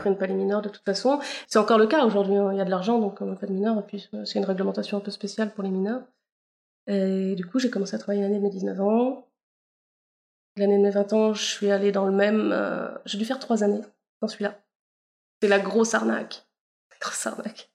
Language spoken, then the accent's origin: French; Pays de la Loire, France; J'ai grandi dans une petite commune euh, entre Guérande et Saint-Nazaire.